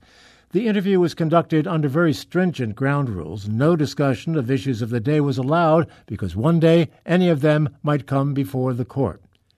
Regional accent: New Jersey, United States; I grew up in New Jersey.

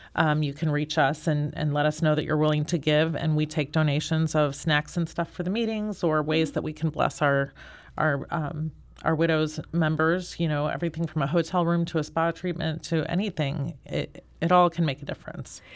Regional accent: St. Louis, Missouri, United States; I have been born and raised in Saint Louis.

